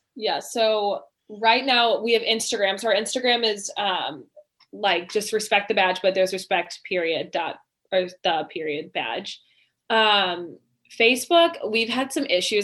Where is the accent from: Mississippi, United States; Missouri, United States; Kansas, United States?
Missouri, United States; Oakville; we're both from Oakville. We went, we live in Oakville. Um, we went to Queen of All Saints grade school